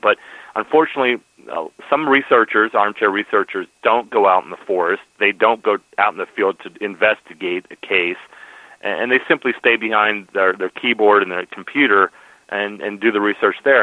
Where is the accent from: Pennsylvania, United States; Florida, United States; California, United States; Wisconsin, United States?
Pennsylvania, United States; here in Pennsylvania, my home state